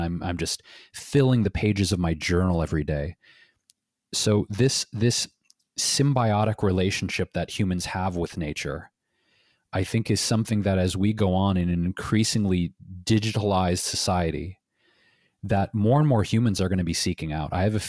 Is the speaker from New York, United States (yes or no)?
no; Detroit, Michigan, United States; Yeah, I look back, Jeff, to my childhood and growing up in Detroit, Michigan.